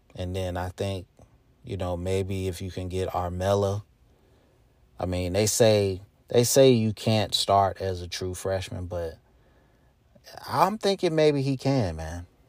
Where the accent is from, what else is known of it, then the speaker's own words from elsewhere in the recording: Charlotte, North Carolina, United States; my hometown, Charlotte, North Carolina.